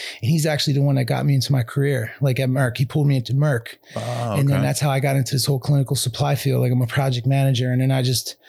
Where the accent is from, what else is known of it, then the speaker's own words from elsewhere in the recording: Ambler, Pennsylvania, United States; growing up in Ambler, it's like one of those towns that just sucks you